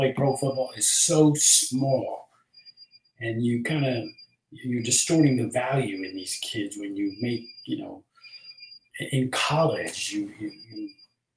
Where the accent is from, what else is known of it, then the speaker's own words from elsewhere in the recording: New Jersey, United States; also born or lived in New York City; I grew up in New Jersey